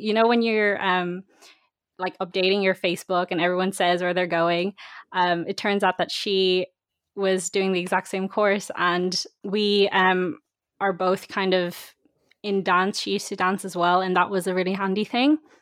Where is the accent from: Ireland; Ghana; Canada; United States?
Ireland; Dublin, Leinster; I'm from Dublin myself